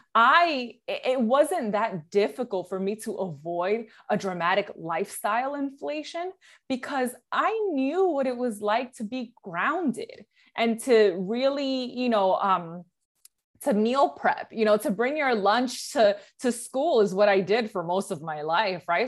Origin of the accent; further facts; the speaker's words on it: New York City, New York, United States; moved away as an adult; now in Jersey City, United States; I was born and raised in the Bronx, New York